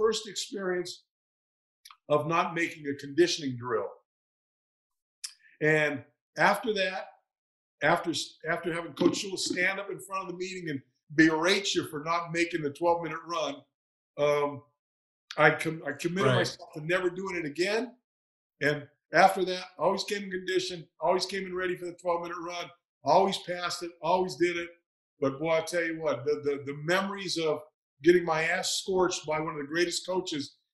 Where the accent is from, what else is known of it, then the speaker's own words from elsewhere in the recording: Northern California, United States; moved away as an adult; I grew up in Northern California and really had never been east of Nevada in my life